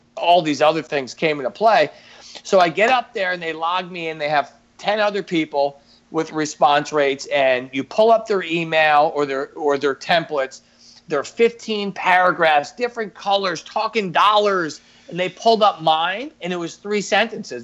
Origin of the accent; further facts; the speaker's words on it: New York, United States; now in Baltimore, United States; as a New Yorker, born and raised, you know, I got that edginess